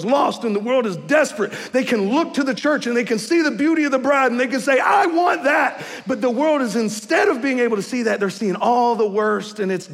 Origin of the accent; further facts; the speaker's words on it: the South, United States; moved away; I'm from the South